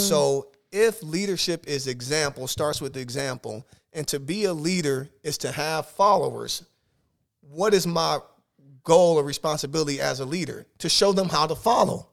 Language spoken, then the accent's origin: English; Omaha, Nebraska, United States; moved away as an adult; now in South Dakota, United States; I'm from Omaha, Nebraska